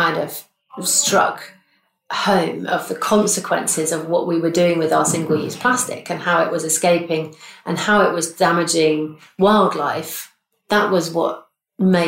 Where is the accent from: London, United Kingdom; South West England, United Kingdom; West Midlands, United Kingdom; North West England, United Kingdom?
South West England, United Kingdom; Bristol; here in my hometown of Bristol